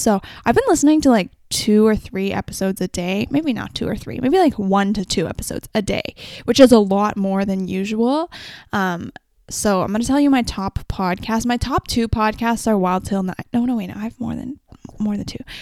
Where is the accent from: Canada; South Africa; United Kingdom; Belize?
Canada; Vancouver, British Columbia; I'm also from Vancouver